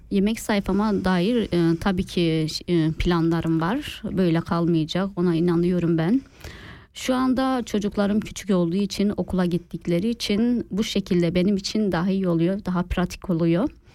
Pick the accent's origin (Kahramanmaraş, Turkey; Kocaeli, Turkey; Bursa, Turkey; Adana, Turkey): Kahramanmaraş, Turkey; now in Switzerland; Maraşlıyım. Maraş e, Çağlayancı Elite, Elite kasabasında dünyaya geldim.